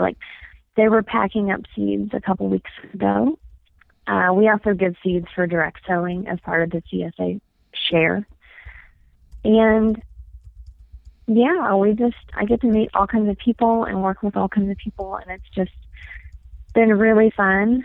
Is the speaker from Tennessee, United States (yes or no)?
yes; East Tennessee, United States; now in Flagstaff, United States; I am from East Tennessee